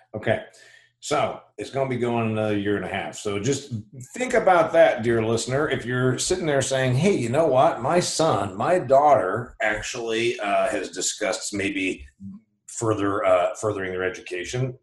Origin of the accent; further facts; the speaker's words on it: Indiana, United States; my home state here of uh, indiana